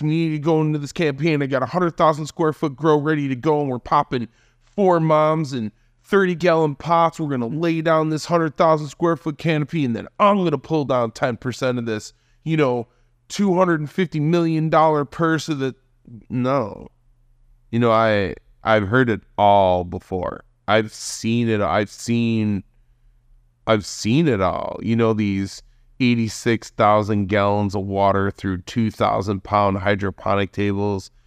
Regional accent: Hamburg, New York, United States; in Hamburg, right outside of Buffalo, in the suburbs

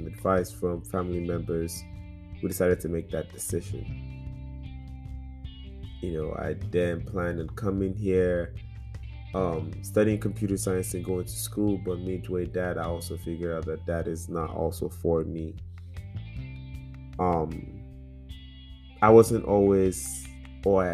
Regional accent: Lagos, Nigeria; moved away as an adult; now in United States; growing up in Lagos, Nigeria, Surulere

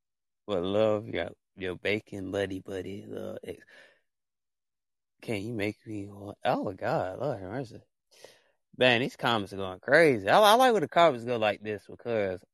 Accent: Alabama, United States; a little state called Alabama has basically where I'm from, the United States

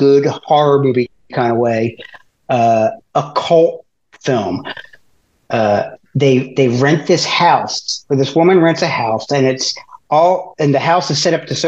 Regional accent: Philadelphia, Pennsylvania, United States; also born or lived in Rochester; I'm from Philly

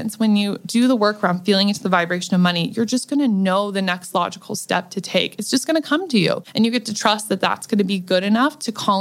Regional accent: Nebraska, United States; now in Los Angeles, United States; I come from Nebraska, from a dirt poor family that was on food stamps

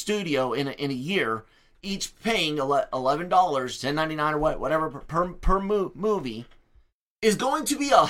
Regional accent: United States; I am an American. I have American culture, sure. I have American experiences

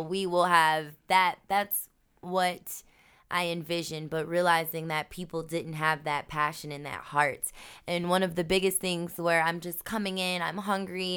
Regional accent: United States; I may be black American

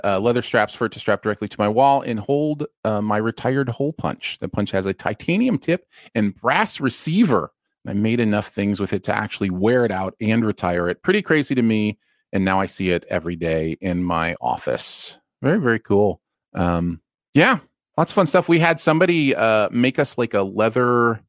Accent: Austin, Texas, United States; I'm from Austin and my friend is from Nashville. We've wanted to visit each other's hometown since neither of us have been.

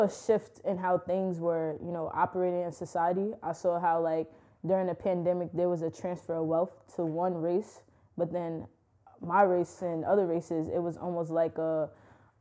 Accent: New York City, New York, United States; growing up in Brooklyn is a great experience

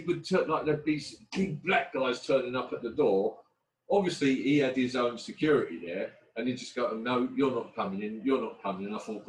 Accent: London, United Kingdom; growing up in Hackney in the 70s and 80s

